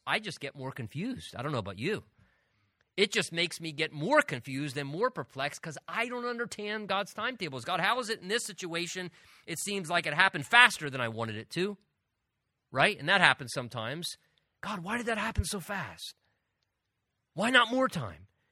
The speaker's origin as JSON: {"language": "English", "region": "Southern New Jersey", "country": "United States", "also_born_or_lived": "Pennsylvania", "moved": "yes", "said": "I'm originally from Southern New Jersey"}